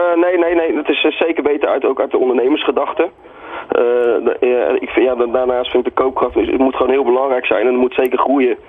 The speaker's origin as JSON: {"language": "Dutch", "country": "Netherlands"}